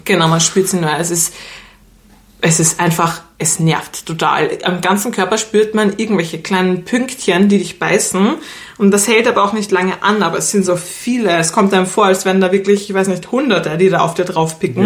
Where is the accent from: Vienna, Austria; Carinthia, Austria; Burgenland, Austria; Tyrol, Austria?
Vienna, Austria; wir kommen ja aus Wien